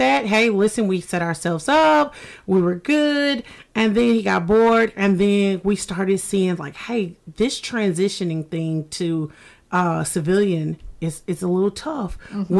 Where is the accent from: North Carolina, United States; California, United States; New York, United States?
North Carolina, United States; Fayetteville; moved away as an adult; now in Savannah, United States; I'm from Fayetteville, North Carolina.